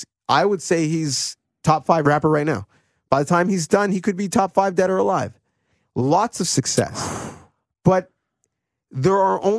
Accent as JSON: {"language": "English", "town": "Toronto", "region": "Ontario", "country": "Canada", "said": "I'm from Toronto, I'm going to buy a Blue Jays hat even though I don't watch the games."}